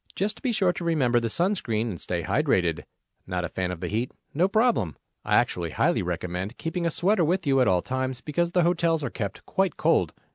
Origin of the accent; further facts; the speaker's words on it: Las Vegas, Nevada, United States; I get to welcome my Federation family to my hometown